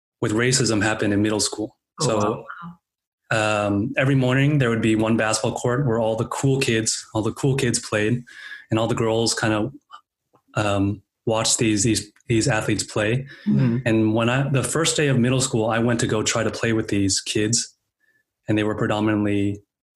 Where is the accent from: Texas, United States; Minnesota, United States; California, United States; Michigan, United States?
California, United States; Bay Area; I was born and raised in the Bay Area